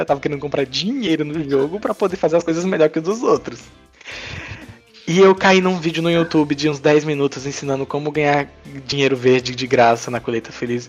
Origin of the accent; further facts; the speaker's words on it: Princesa Isabel, Paraíba, Brazil; now in Santos, Brazil; pelo menos lá minha cidade onde eu nasci, né, no Nordeste, em Princesa Isabel